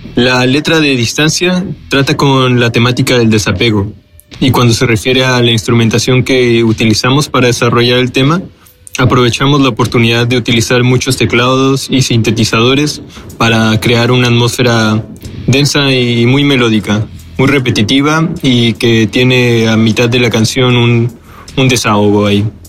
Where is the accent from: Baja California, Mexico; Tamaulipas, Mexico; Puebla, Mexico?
Baja California, Mexico; Tijuana; Somos una banda originaria de Tijuana, Baja California